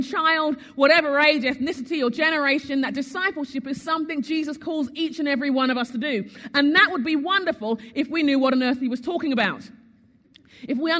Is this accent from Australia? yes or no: no; United Kingdom; moved away as an adult; also born or lived in Sheffield, England; now in United States; as a Brit